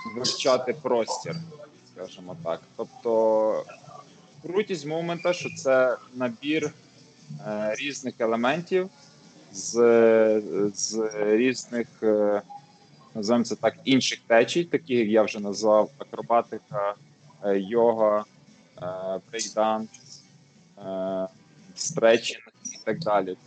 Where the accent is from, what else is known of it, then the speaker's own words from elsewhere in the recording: Lviv, Lviv Oblast, Ukraine; first language Ukrainian; я зі Львова